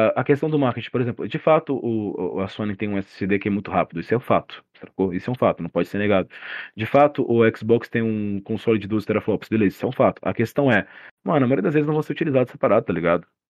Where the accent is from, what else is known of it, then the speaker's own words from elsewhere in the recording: Cuiabá, Mato Grosso, Brazil; Eu sou brasileiro, né, de Cuiabá